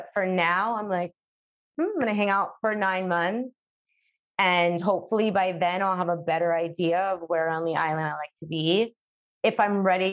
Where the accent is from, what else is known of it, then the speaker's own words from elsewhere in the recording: New York City, New York, United States; moved away as an adult; now in Curaçao; I was born there. I was born in Brooklyn. I've lived there my whole life.